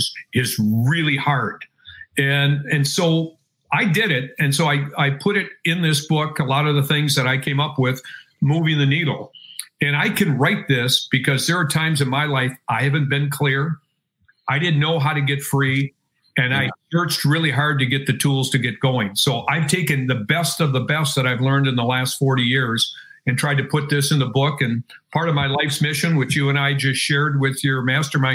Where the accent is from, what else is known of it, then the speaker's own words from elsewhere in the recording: Wisconsin, United States; I'm from Wisconsin